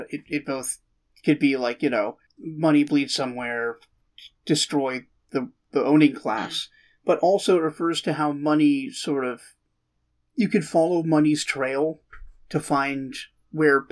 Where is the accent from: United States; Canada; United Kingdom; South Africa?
Canada; I'm a Canadian who shot guns before.